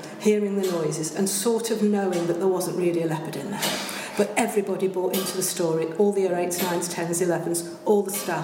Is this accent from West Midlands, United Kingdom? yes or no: yes; Birmingham, West Midlands, United Kingdom; moved away as an adult; also born or lived in Shirley / Liverpool / London / Barcelona; I grew up in Hendon Road, which is in Spark Hill